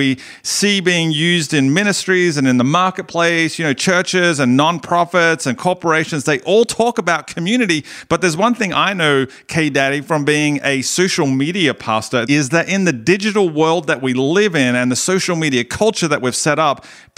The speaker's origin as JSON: {"language": "English", "country": "Australia", "accent": "Australian", "said": "my Australian accent"}